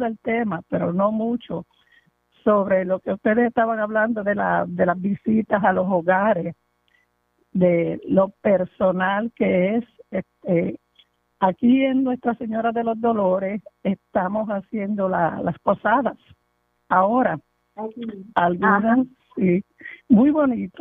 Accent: Moca, Puerto Rico; now in New York, United States; yo soy de Puerto Rico, yo nací en Moca

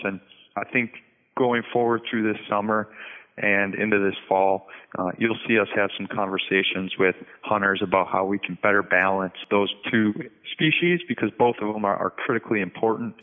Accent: North Central Wisconsin, United States; moved away as an adult; also born or lived in Arkansas / Colorado / Vermont; now in Minnesota, United States; I'm originally from North Central Wisconsin

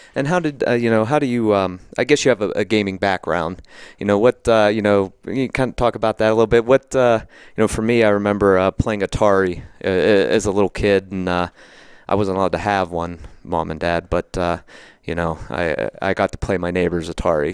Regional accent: Somerset, Pennsylvania, United States; I grew up in Somerset, which is the other side

